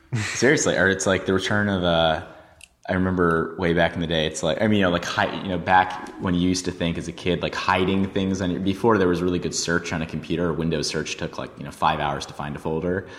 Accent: New York, United States; growing up in New York

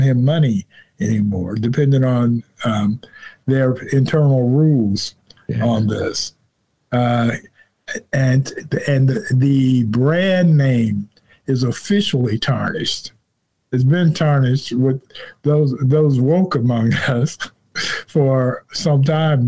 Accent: Chicago, Illinois, United States; I'm not from here. I'm from Chicago.

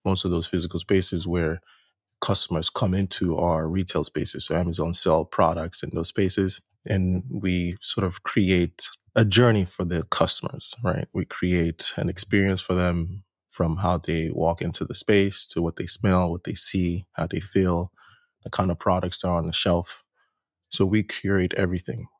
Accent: Nigeria; moved away as an adult; also born or lived in New Jersey; I'm originally from Nigeria, first generation Nigeria, born here, spent most of my life in Nigeria until I moved out here for grad school

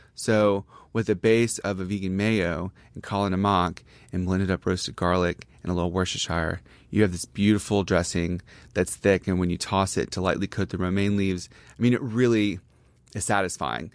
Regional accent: Gulfport, Mississippi, United States; moved away as an adult; also born or lived in Jackson, Mississippi / New York; I'm from Gulfport, which is on the coast

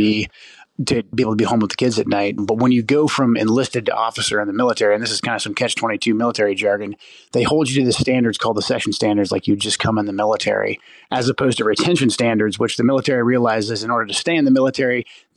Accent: Pacific Northwest, United States; I'm from the Pacific Northwest, and I moved my family back here to get closer to my parents

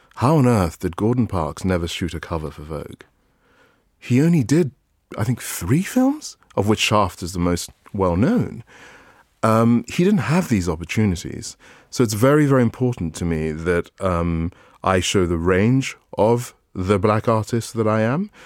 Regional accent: Calabar, Cross River, Nigeria; I was born in Calabar

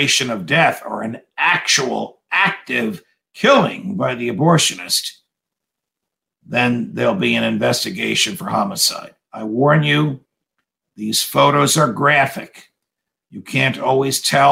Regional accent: New Jersey, United States; in my home state of New Jersey, where I am now

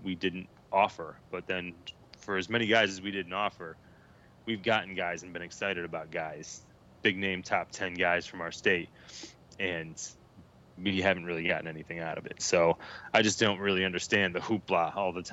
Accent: Syracuse, New York, United States; now in North Carolina, United States; I grew up in Syracuse, and grew up playing football in New York. I live in North Carolina now

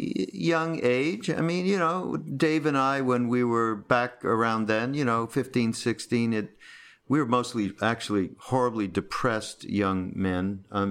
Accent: Montreal, Quebec, Canada; I'm from Montreal. You know, it's horrible.

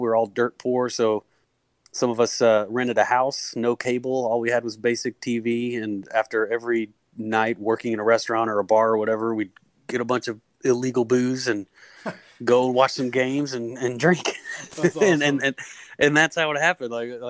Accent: Dallas area, Texas, United States; moved away as an adult; now in Austin, United States; I grew up around the Dallas area

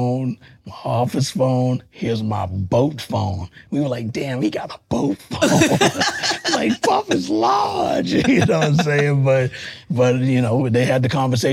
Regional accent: Texas, United States; now in New York, United States; I'm from Texas originally

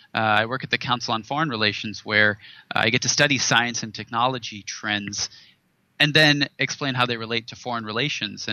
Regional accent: Silicon Valley, California, United States; I grew up in Silicon Valley. About a stone's throw from Stanford University

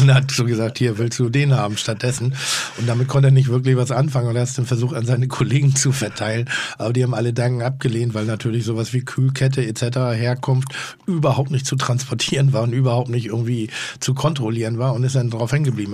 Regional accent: Northern Germany, Germany; ich bin ja Norddeutscher

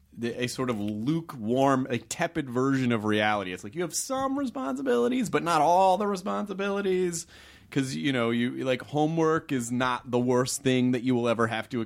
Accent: Tennessee, United States; and I grew up in the South too, which was very counter culture for the immediate culture that I was around. Not to be disparaging against Tennessee

